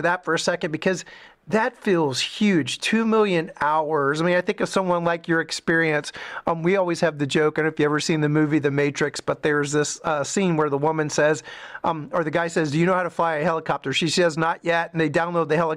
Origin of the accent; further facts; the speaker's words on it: South Louisiana, United States; I grew up in South Louisiana